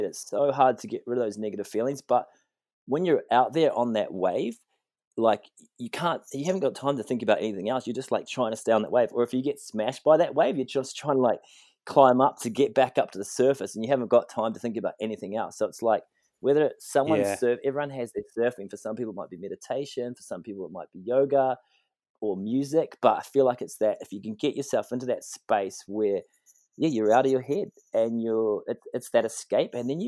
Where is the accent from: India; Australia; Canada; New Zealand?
New Zealand; I grew up in New Zealand playing rugby, surfing, just the happy kid